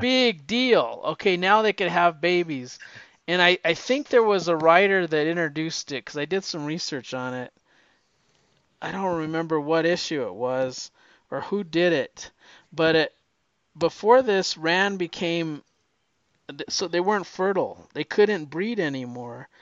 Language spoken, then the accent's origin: English; the West, United States; I'm from the West